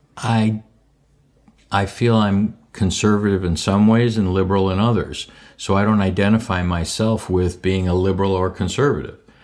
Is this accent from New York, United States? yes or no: no; Skokie, Illinois, United States; I was born and raised in Skokie